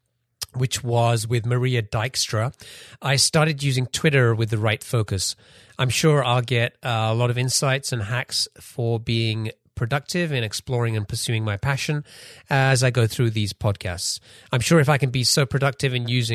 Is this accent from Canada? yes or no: no; London, United Kingdom; now in Seattle area, United States; we're both from London. I'm in the Seattle area